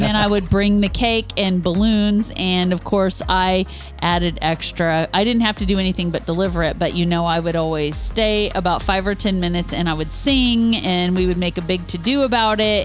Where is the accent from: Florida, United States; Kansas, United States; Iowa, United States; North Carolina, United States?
Kansas, United States; Northeast; I grew up in Northeast Kansas